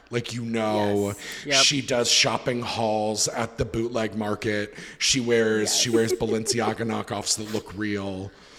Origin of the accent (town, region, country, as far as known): United States